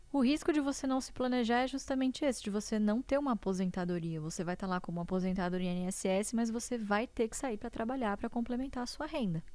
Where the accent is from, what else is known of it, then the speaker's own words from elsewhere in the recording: interior of São Paulo, Brazil; eu nasci em São Paulo, mas nós moramos boa parte da minha infância e adolescência no interior de São Paulo